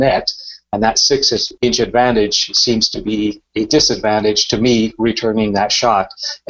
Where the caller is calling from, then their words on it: Cobourg, Ontario, Canada; I'm a neighbor of Mark's. I'm in Cobourg, Ontario.